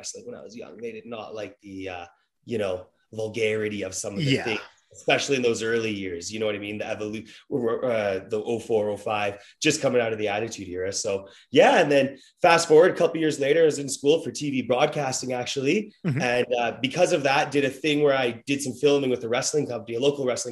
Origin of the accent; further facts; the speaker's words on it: Edmonton, Alberta, Canada; I'm from Edmonton